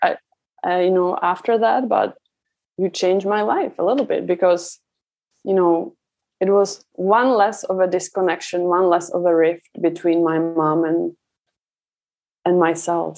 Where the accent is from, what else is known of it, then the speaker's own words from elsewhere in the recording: Czechia; moved away; I was raised in Czech Republic